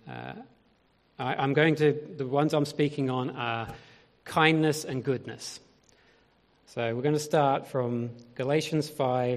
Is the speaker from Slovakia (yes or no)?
no; Australia; moved away as an adult; now in United Kingdom; I grew up in Australia. And I grew up in the foothills of the Great Dividing Range on the border between New South Wales and Victoria.